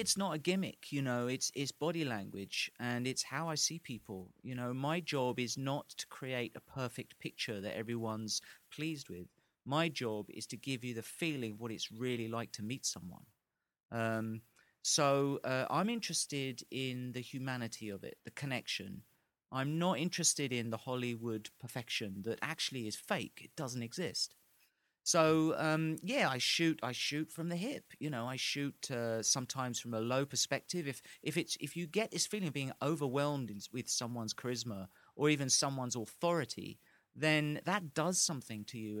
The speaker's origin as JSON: {"language": "English", "region": "England", "country": "United Kingdom", "said": "as an Englishman"}